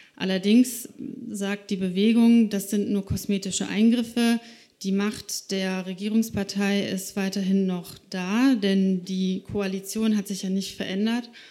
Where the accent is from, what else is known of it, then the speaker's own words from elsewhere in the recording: Slovakia; moved away; Ich bin selber gebürtige Slowakin, also ich bin in dem Land geboren